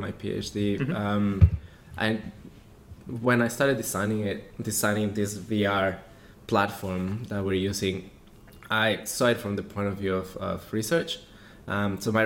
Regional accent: Mexico; moved away as an adult; I come originally from Mexico

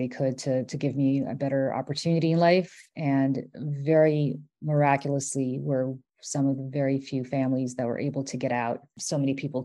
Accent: New York City, New York, United States; also born or lived in Moscow, Russia / Austria / Italy; came here when I was 7 years old in 1980. To the Bronx. And I grew up in the Bronx under pretty difficult circumstances

